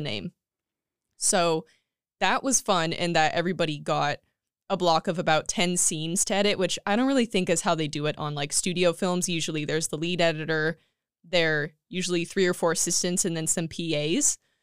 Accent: Tulare, California, United States; moved away as an adult; now in Escondido, United States; I was born and raised in Tulare, California

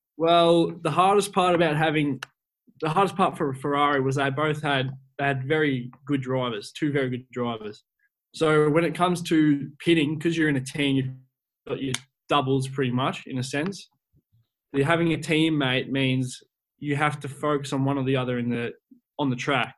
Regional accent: Australia; as an Australian myself

